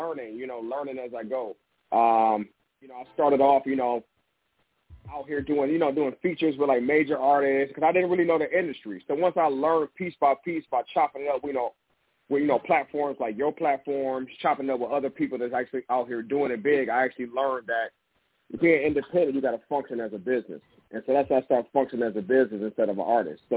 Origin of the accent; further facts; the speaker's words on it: Detroit, Michigan, United States; moved away as an adult; also born or lived in Africa; now in Los Angeles, United States; I'm originally from Detroit, Michigan, man. I moved out to L.A. about 11 years ago, so I'm out here in Cali still.